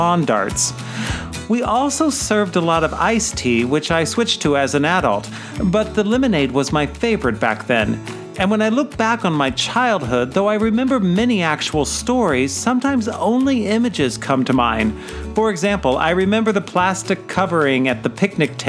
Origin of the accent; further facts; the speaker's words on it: Midwest, United States; Rivers and lakes are the only large bodies of water that I grew up near living in the Midwest.